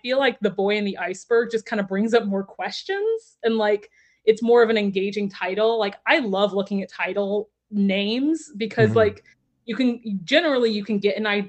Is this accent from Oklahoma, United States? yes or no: no; Texas, United States; I'm also from Texas